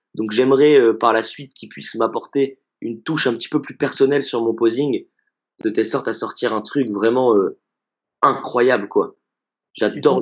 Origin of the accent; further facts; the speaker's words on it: Grenoble, Auvergne-Rhône-Alpes, France; je suis de Grenoble